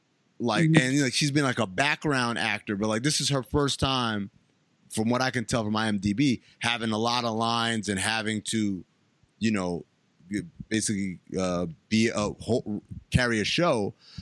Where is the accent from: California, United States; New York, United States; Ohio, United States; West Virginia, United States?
New York, United States; New York City; I'm from New York City.